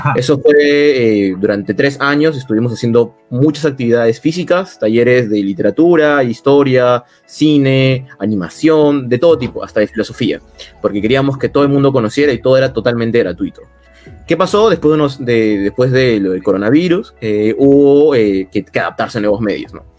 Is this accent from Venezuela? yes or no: no; Peru; la mitad somos peruanos